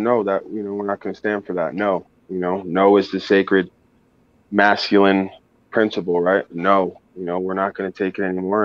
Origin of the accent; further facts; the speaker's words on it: New York, United States; I'm from New York